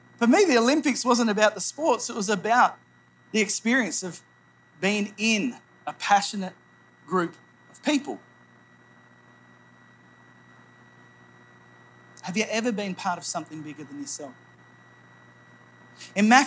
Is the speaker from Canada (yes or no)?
no; New South Wales, Australia; moved away as an adult; also born or lived in Phnom Penh, Cambodia; I grew up in New South Wales, about 5 hours north of Sydney.